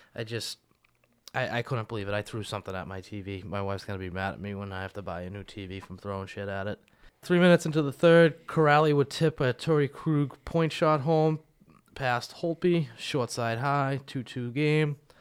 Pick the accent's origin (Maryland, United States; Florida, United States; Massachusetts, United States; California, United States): Massachusetts, United States; Boston; we're from Boston